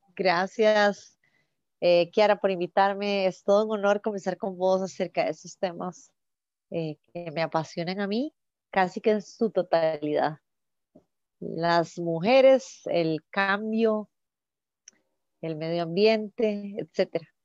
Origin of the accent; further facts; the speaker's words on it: Costa Rica; la fundación está aterrizando los proyectos en mi país